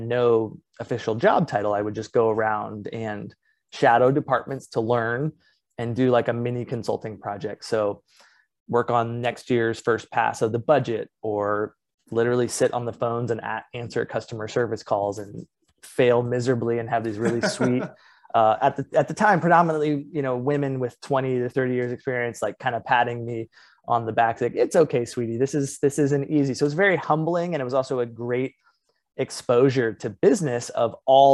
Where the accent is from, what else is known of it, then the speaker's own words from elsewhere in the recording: Indianapolis, Indiana, United States; moved away as an adult; also born or lived in Los Angeles, California / Iowa City, Iowa; now in San Diego, United States; I was born on the West Coast, but actually raised in the Midwest